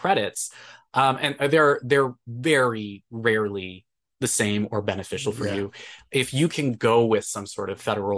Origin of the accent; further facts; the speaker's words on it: California, United States; moved away as an adult; now in Madison, United States; I'm from California